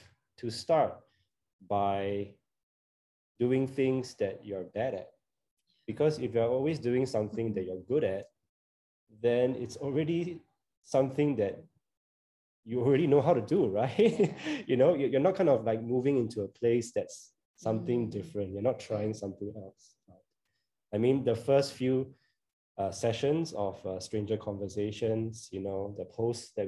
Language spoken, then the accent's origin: English; Singapore; I grew up in Singapore